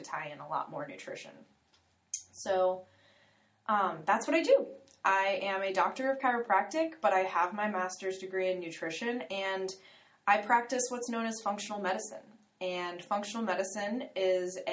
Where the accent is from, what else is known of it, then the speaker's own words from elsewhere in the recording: Florida, United States; I was born and raised in Florida